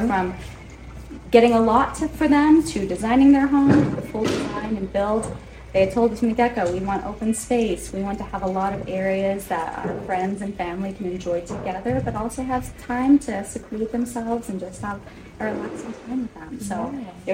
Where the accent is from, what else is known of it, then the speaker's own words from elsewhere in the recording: Alamosa, Colorado, United States; also born or lived in Fort Collins, Colorado; born and raised in Alamosa, Colorado, it's a very small town.